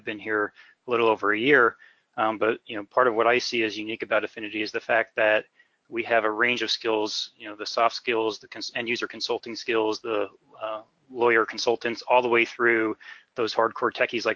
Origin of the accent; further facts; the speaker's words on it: northeastern Pennsylvania, United States; If you can tell from my accent, I'm originally from northeastern Pennsylvania